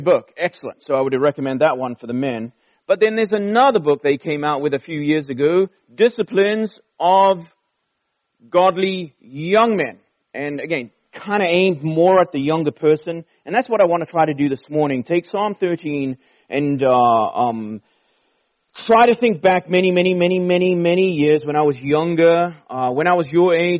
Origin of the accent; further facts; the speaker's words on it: Durban, KwaZulu-Natal, South Africa; also born or lived in London, England; We flew down to the Indian Ocean to a city called Durban, right on the beach. We didn't live right at the beach, but close enough. And that's where I grew up in my teenage years.